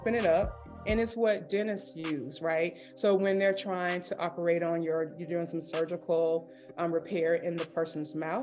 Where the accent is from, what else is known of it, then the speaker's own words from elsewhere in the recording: Atlanta, Georgia, United States; now in Cumming, United States; I'm originally from Atlanta, Georgia. I'm currently residing in a suburb called Cumming, Georgia